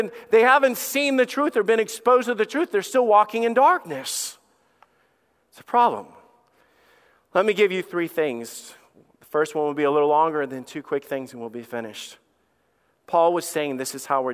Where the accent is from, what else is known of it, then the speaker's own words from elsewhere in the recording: Alabama, United States; I am a redneck from Alabama. You guys already know that. I grew up with a dog named Sam and a best friend named Bubba